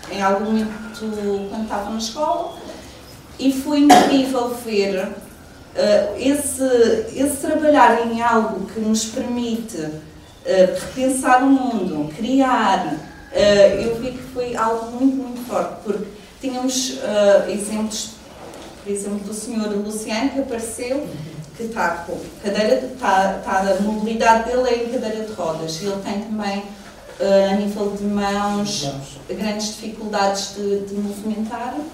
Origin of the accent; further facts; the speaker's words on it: Santana, Madeira, Portugal; eu sou de Santana, sou da zona norte da Ilha da Madeira